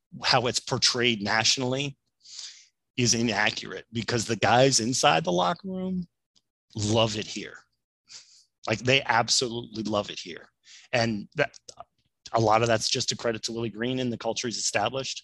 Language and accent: English; Ohio, United States; moved away; I'm originally from Ohio